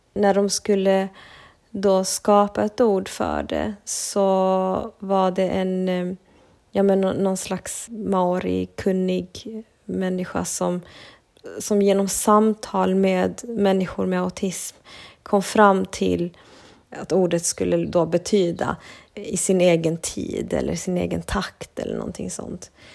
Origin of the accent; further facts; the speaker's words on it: Sweden; jag har vuxit upp i Sverige men med en annan kultur i bakgrunden. Mina föräldrar är från Bolivia.